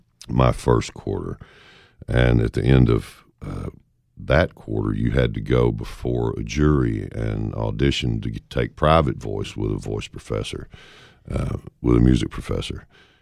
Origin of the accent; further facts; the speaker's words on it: the South, United States; Growing up in the South